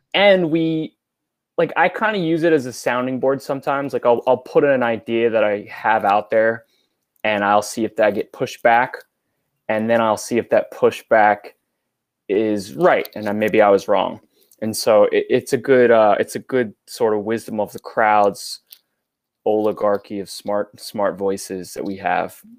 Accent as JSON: {"language": "English", "region": "New York", "country": "United States", "tie": "born or raised there", "said": "I grew up in New York"}